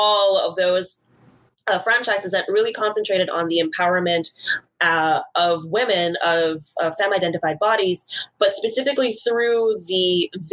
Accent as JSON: {"language": "English", "country": "Bahamas", "tie": "born or raised there", "moved": "as an adult", "lives_now": "Vancouver, Canada", "said": "I am originally from the Commonwealth of the Bahamas."}